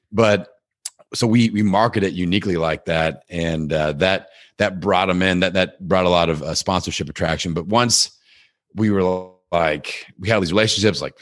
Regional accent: Midwest, United States; I'm like I'm from the Midwest. I can I can do whatever.

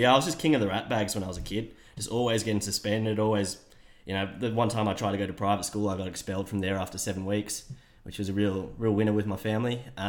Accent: Canberra, Australian Capital Territory, Australia; No, not a Queenslander. I'm just from Canberra born and bred.

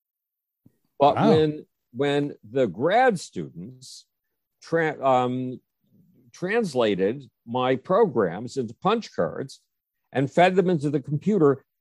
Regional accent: Buffalo, New York, United States; the city of Buffalo, New York, my hometown

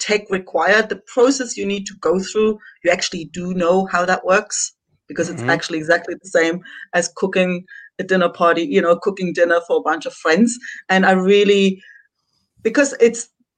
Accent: Germany; moved away as an adult; also born or lived in south of Spain; now in Spain; I'm originally from Germany.

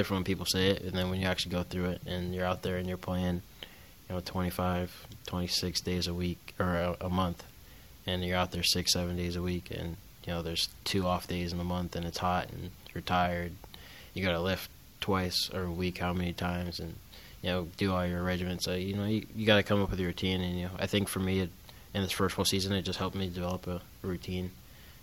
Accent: Florida, United States; back in my home state of Florida

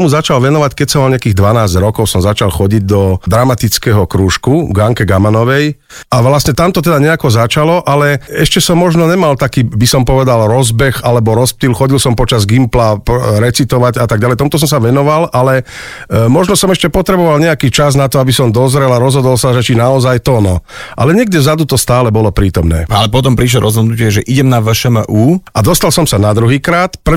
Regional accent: Jablonica, Trnava Region, Slovakia; also born or lived in Myjava; Áno, tak ja pochádzam z Jablonice, tam aj teda žijem, ale narodil som sa na Mijave, čiže e, vlastne áno, je to moje rodisko

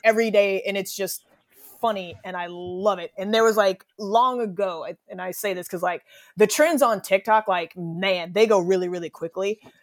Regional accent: United States; I'm an American

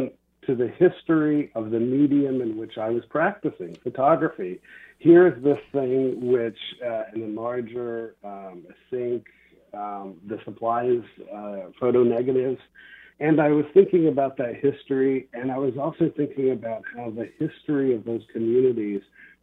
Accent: Kansas, United States; moved away; return to my home state of Kansas

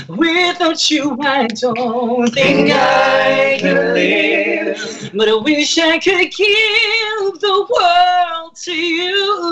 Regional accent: New Jersey, United States

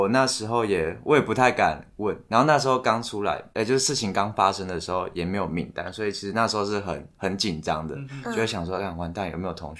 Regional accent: Taitung, Taitung County, Taiwan; moved away; 我跟 Lewis 就是我们是台东人，然后在清明节那天，其实我们也是要回去台东的。

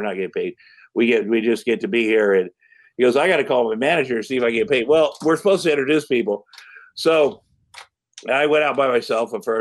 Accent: Iowa, United States; I'm from Iowa

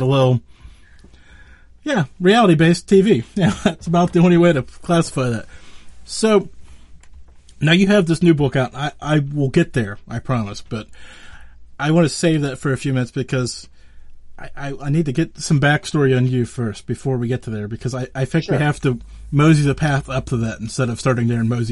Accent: Western Pennsylvania, United States; I'm from Western Pennsylvania

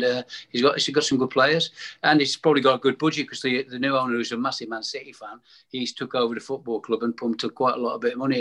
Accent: United Kingdom; I was born in Ensford, and 1949, I'm 72 in February

